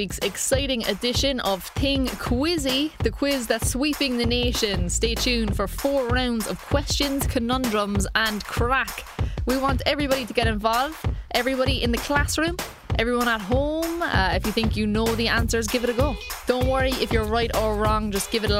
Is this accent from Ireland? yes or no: yes; Cork, Munster, Ireland; I'm from Cork